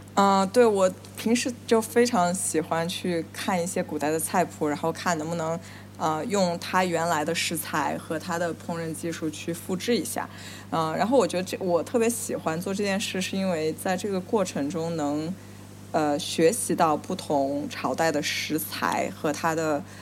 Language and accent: Chinese; Nanjing, Jiangsu, China; moved away as an adult; now in New York, United States; 我小时候嗯。在南京